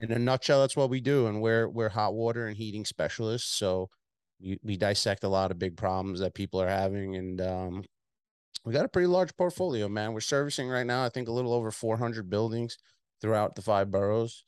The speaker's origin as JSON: {"language": "English", "area": "Long Island", "region": "New York", "country": "United States", "accent": "Long Island, New York City", "said": "I'm from Long Island, so I have a, I'm a spin kinda, like, merged into a Long Island, New York City accent over the years"}